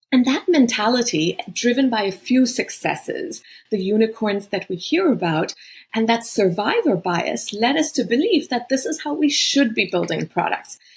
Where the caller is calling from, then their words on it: Boston, Massachusetts, United States; I'm in Boston. It's been home for a while, but actually, you know, I've just lived in so many countries.